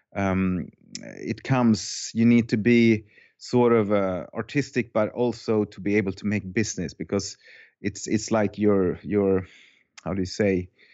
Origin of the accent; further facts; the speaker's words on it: Finland; now in Sweden; I was born in Finland. Uh, I have a Finnish soul and heart, but I have a Swedish passport. I moved to Sweden.